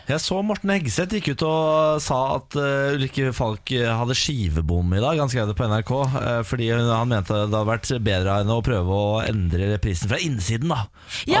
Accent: Moss, Østfold, Norway; now in Oslo, Norway; jeg er jo fra Moss, som har Norges beste drikkevann

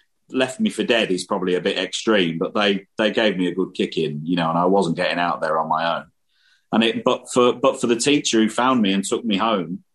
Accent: Irthlingborough, East Midlands, United Kingdom; the place where I grew up in the Midlands in England was, you know, quite a rural place.

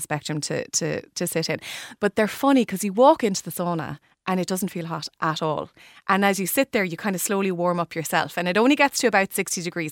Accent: Limerick, Munster, Ireland; my hometown in Limerick

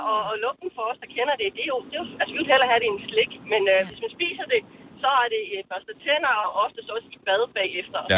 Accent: Thyborøn, Central Denmark Region, Denmark; moved away as an adult; now in Zealand, Denmark; jeg er jo født og opvokset i Typerøn, har så boet på, på Sjælland de sidste 20 år

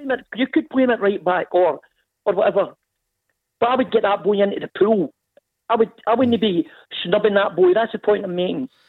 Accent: Scotland, United Kingdom; I'm a Scotsman through and through

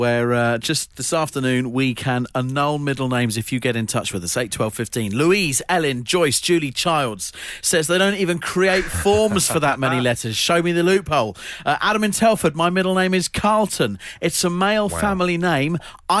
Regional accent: South Africa; and I'm not even German. Wow. I'm South African.

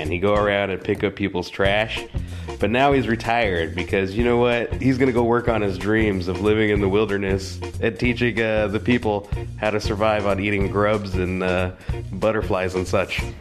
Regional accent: Bergen, Vestland, Norway; now in Oslo, Norway; Jeg er fra {S1} Bergen, så da er jo selvfølgelig været mye bedre i Oslo. og Derfor velger jeg å bli i Oslo et par år

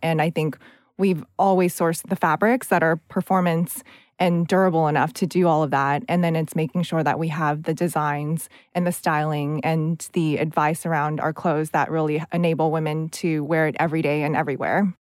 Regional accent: United States; accent: American; moved away; also born or lived in California; I did a lot of student government growing up in the United States

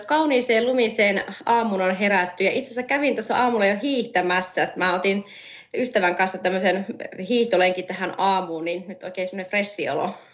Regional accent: Oulunsalo, North Ostrobothnia, Finland; moved away; also born or lived in Oulu / London; mä oon Oulusta kotoisin alun perin ja Oulussa syntynyt, Oulun salossa kasvanut, käynyt siellä ala- ja yläkoulun

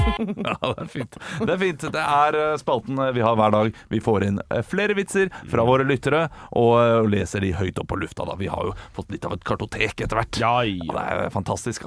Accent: Norway; vi nordmenn

